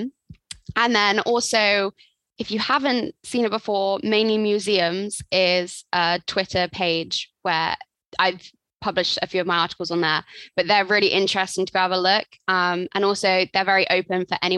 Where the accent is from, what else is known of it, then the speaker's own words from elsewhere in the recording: Swindon, South West England, United Kingdom; moved away as an adult; now in Cardiff, United Kingdom; I'm from Swindon